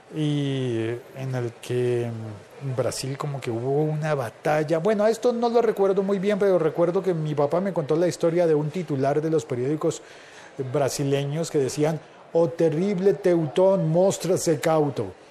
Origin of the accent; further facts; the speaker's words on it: Colombia; en mi país, en Colombia